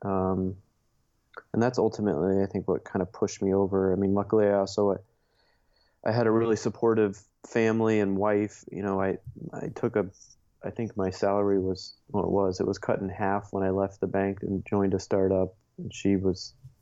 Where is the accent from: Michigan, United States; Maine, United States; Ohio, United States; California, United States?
Ohio, United States; Dayton; moved away as an adult; now in Chicago, United States; born and raised in Dayton, Ohio